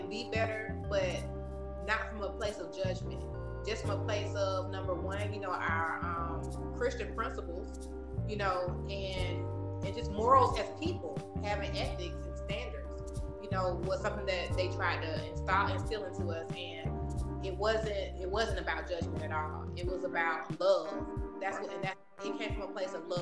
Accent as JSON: {"language": "English", "town": "Columbus", "region": "Georgia", "country": "United States", "tie": "born or raised there", "moved": "yes", "said": "I grew up in Columbus, Georgia, and moved away a couple of different times"}